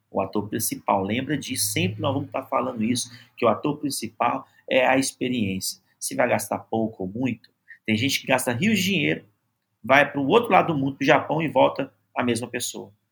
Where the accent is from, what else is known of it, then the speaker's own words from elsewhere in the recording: Belo Horizonte, Minas Gerais, Brazil; Tem gente que vem de fora, eu sou de BH, tem gente que vem de fora para conhecer um restaurante aqui em BH